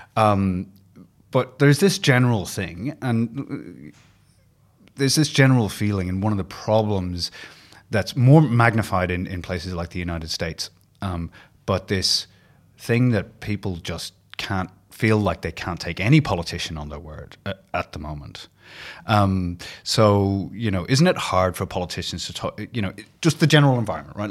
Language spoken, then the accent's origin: English; Ireland; now in Australia; being Irish